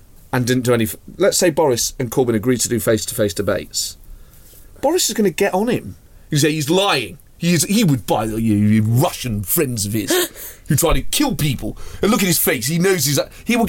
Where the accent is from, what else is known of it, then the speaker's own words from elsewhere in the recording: Nottingham, East Midlands, United Kingdom; I grew up in Snenton, which is an inner city area of Nottingham. So, there's no glamour there, I'm afraid.